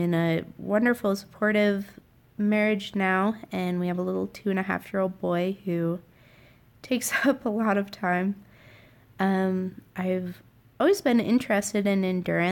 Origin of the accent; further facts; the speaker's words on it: Sheridan, Wyoming, United States; I'm from Sheridan, Wyoming, right at the base of the Bighorn Mountains